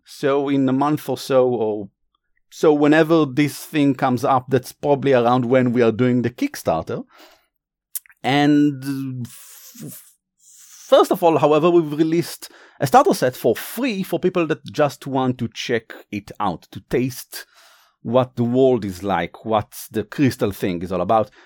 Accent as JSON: {"language": "English", "country": "Israel", "accent": "Israeli", "said": "my accent is from Israel because originally we are from Israel"}